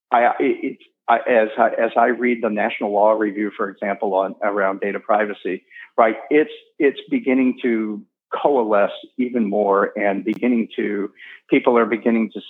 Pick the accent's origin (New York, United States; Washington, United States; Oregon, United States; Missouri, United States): Missouri, United States; St. Louis; now in North Dakota, United States; Uh, again, I came from St. Louis, and I was actually one of those people who said, "Sure, I'll move to North Dakota. That sounds like fun."